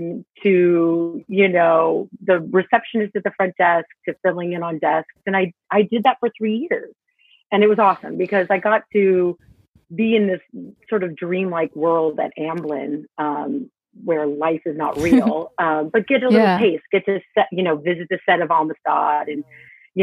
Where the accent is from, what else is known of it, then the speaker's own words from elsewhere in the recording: Orange County, California, United States; I'm from Orange County. I'm from just 45 minutes south.